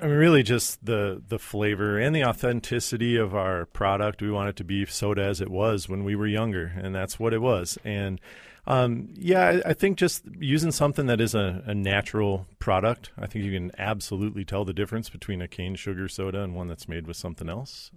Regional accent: White Bear Lake, Minnesota, United States; I'm from White Bear Lake

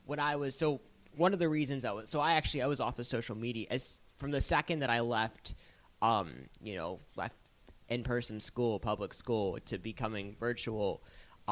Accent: Pittsburgh, Pennsylvania, United States; I was born and raised in Pittsburgh. I'm proud. I'm proud Yinzer

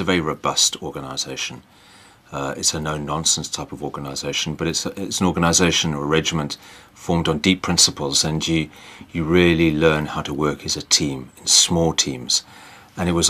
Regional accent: Cape Town, Western Cape, South Africa; also born or lived in Plymouth, England / Grahamstown, South Africa; When I was 10 years old, I moved out to South Africa, initially to Grahamstown, and then we went to live in Cape Town

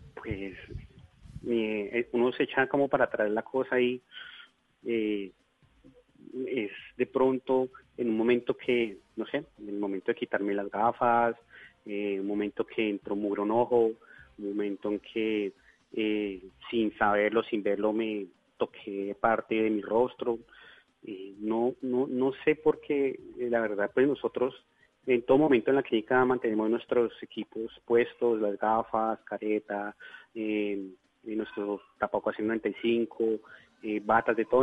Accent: Bogotá, Colombia; moved away as an adult; now in Leticia, Colombia; yo soy bogotano, pero hace aproximadamente unos nueve años me radiqué aquí

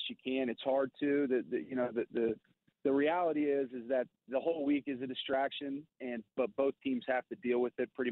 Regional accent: Kansas City, Missouri, United States; Kansas City is my hometown

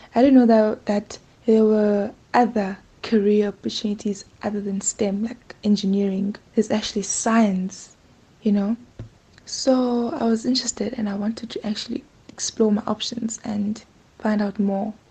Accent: rural area outside King William's Town, Eastern Cape, South Africa; also born or lived in East London, South Africa; I grew up in Ngabasa, a place, a rural area outside King.

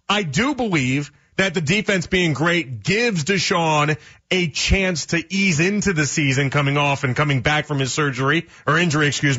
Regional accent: Chicago, Illinois, United States; now in Cleveland, United States; It's a bad part of my childhood because I'm from Chicago. And if you're born in 89, like I'm born in 89, right?

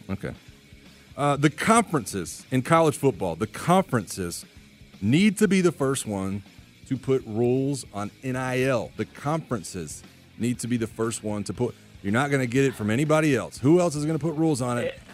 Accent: Florida, United States; I grew up in Florida.

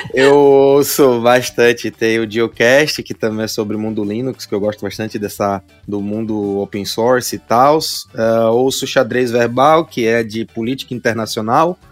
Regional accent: Aracaju, Sergipe, Brazil; eu sou aqui de Aracaju, Sergipe

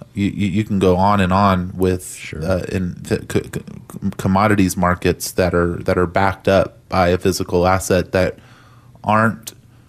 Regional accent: Texas, United States; being a Texan, if you're listening to this, I think we sometimes just take it for granted that, you know, Texas is, it's been an amazing real estate market for some time now

